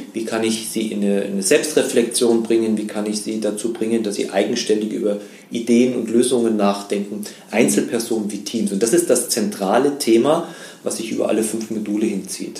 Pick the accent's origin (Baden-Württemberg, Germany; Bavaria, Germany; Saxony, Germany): Bavaria, Germany; Munich; also born or lived in Vienna; now in Chiemgau, Germany; ich äh, bin in München groß geworden